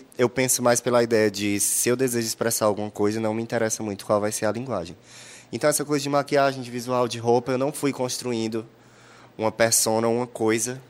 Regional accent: Teresina, Piauí, Brazil; eu nasci em Teresina

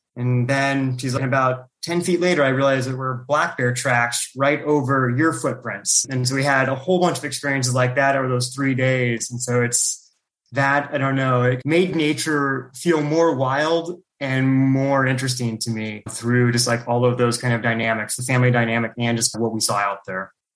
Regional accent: Calaveras County, California, United States; also born or lived in Klamath Falls, Oregon; I grew up in Klamath Falls, Oregon, which is just at the California Oregon border. And so it's a pretty rural portion of Oregon. And so it's pretty much surrounded by forests. But then around first grade, we moved down to Calaveras County in California

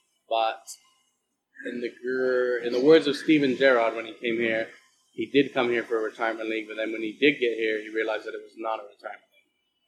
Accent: England, United Kingdom; Well, I'm English, so I guess I guess it doesn't matter.

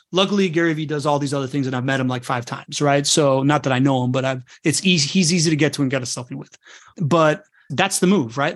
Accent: Venezuela; moved away; I'm from Venezuela. It's a place that I can't go back

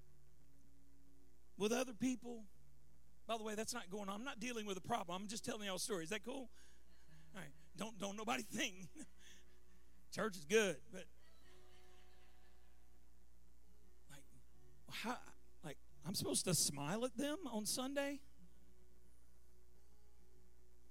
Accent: Baton Rouge, Louisiana, United States; moved away; also born or lived in California; I moved here from California, but I grew up in Baton Rouge, and we lived through a few hurricanes growing up

